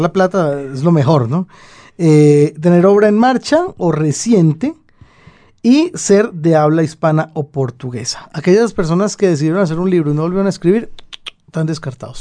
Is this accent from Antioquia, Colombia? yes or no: yes; Medellín, Antioquia, Colombia; yo vivo muy orgulloso de haber nacido donde nació un poeta de esa talla